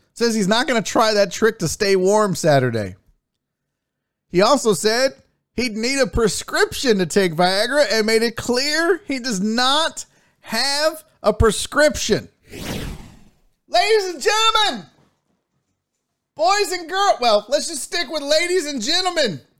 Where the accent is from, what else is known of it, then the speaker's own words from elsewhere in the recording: Texas, United States; as a Texan